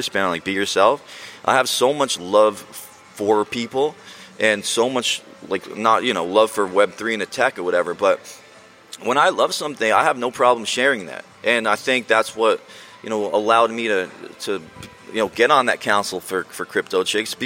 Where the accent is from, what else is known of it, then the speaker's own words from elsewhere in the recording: New Jersey, United States; I grew up in Jersey, not far from here